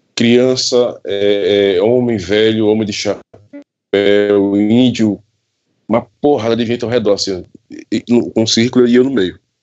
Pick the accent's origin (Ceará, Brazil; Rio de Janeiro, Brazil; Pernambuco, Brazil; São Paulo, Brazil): Pernambuco, Brazil; Pesqueira; eu sou natural da cidade de Pesqueira, Pernambuco.